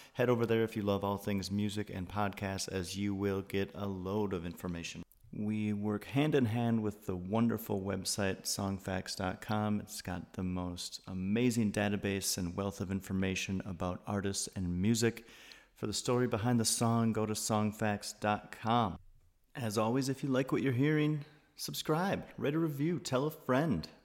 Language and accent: English; Wisconsin, United States; I'm from Wisconsin